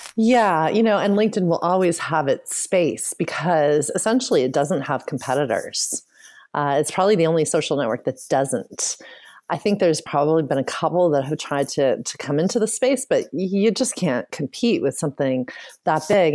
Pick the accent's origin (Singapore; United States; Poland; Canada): Canada; I was born and raised in Canada